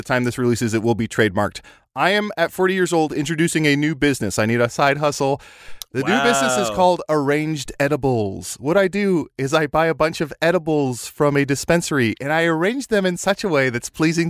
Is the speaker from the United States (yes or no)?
yes; Illinois, United States; born there; I was born in Illinois.